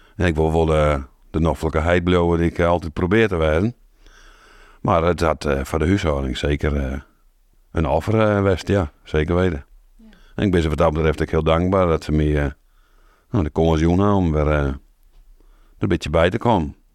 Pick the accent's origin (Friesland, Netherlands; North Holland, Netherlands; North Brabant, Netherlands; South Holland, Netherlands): Friesland, Netherlands; Wâlterswâld; also born or lived in Deventer; now in Damwâld, Netherlands; En ik ben eigenlijk opgegroeid in Waterswaard.